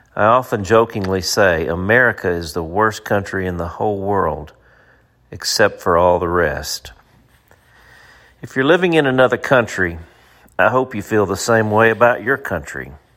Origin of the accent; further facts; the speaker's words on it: United States; As an American